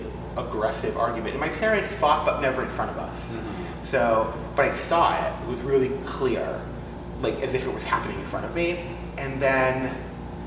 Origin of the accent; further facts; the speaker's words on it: Massachusetts, United States; I grew up in Massachusetts